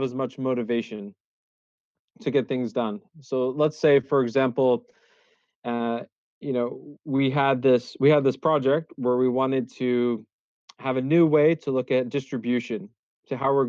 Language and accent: English; United States; moved away as an adult; now in Netherlands; I came in here as an American. I was the first American expat in the Netherlands office